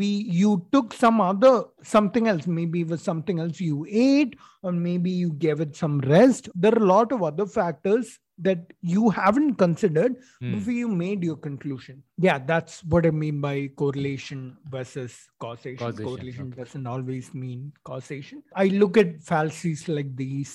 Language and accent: English; Kozhikode, Kerala, India; also born or lived in Chennai; I was born in Chennai. Forget about that. But I was raised in Calicut, Calicut, Kerala